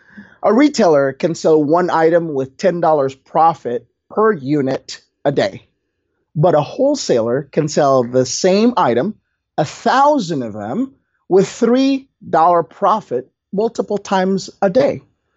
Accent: Indonesia; I came from Indonesia, JLD, and in Indonesia, you got to work hard to earn your money, right?

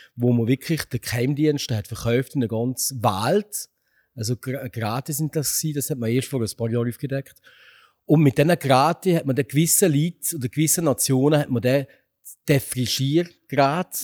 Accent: Upper Valais, Switzerland; wir Walliser, Oberwalliser, wir sind Walliser

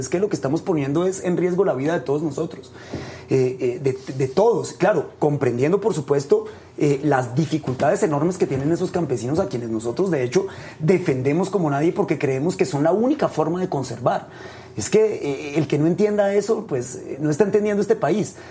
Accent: Colombia

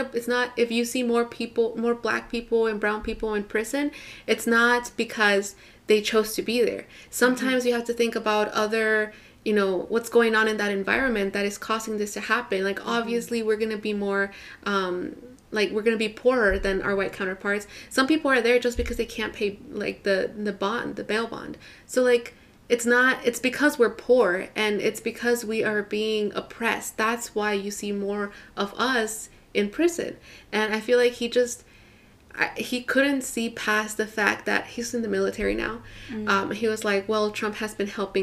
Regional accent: Houston, Texas, United States; I grew up in Houston, in Northwest Houston

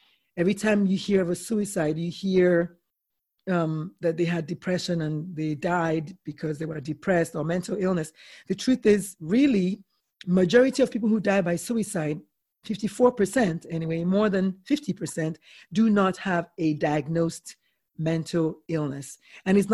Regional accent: Nigeria; I'm Nigerian

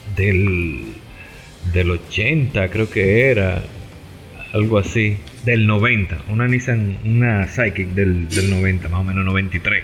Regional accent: Santo Domingo, Distrito Nacional, Dominican Republic; somos de Santo Domingo, República Dominicana

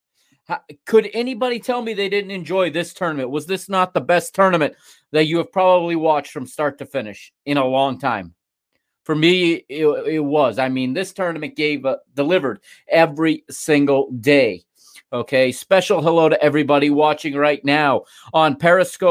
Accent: United States; as an American here, you know, a Portuguese American living here in the United States

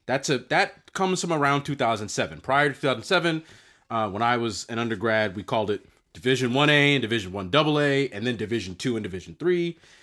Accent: New Jersey, United States; my home state of Jersey

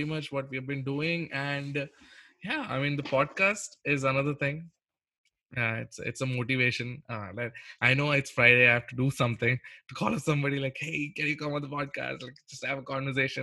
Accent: India; I'm an Indian

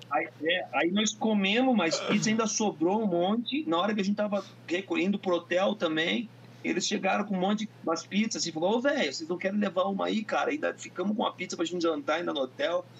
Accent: Curitiba, Paraná, Brazil; sou de Curitiba, que a cidade sempre foi rock

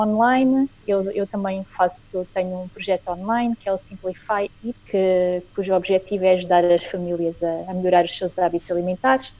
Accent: Angola; now in Portugal; eu Sou angolana, apesar de estar a viver em Portugal, sou angolana

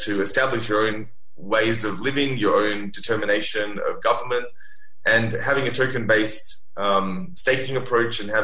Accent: Sydney, New South Wales, Australia; now in Singapore; I grew up in Sydney by the beach.

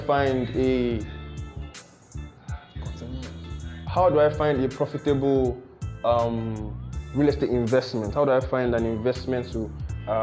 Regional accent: Nigeria; as a Nigerian that wants to invest in Nigeria

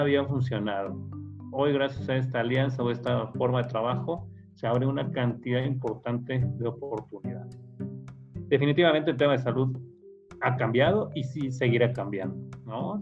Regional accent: Mexico City, Mexico; soy originario de la Ciudad de México

